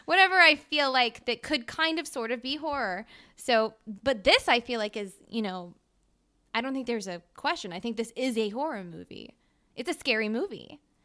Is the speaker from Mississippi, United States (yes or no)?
yes; Mississippi, United States; I'm from Mississippi